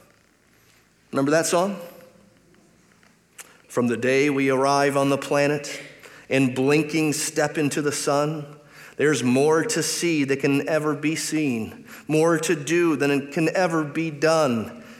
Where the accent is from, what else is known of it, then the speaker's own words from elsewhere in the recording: Detroit, Michigan, United States; I grew up in Detroit